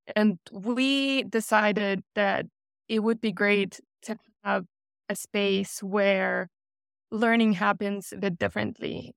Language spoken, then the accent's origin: English; Germany; moved away as an adult; also born or lived in Russia / Texas; I was born in Russia, grew up in Germany, and came to Texas for grad school